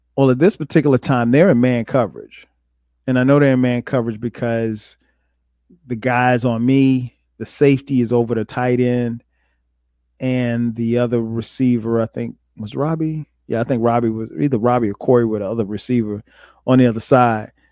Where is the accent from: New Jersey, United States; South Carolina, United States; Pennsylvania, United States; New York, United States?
South Carolina, United States; Florence; I grew up in Florence, South Carolina.